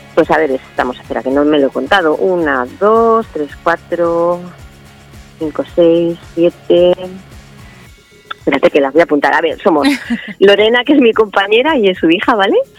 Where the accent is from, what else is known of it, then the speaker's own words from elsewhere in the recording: Valdemoro, Community of Madrid, Spain; also born or lived in Alcorcón; yo soy de Valdemoro